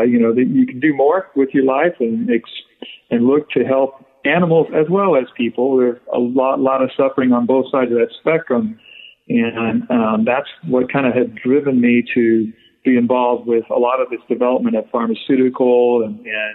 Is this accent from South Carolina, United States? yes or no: no; Wyoming, United States; I grew up in Wyoming, which was I was in a ranch and a feedlot